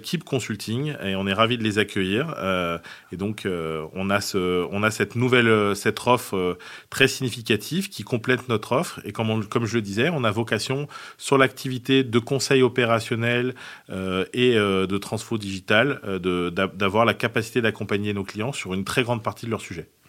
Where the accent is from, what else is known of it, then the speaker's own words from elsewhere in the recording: south of France, France; je suis originaire du, sud de la France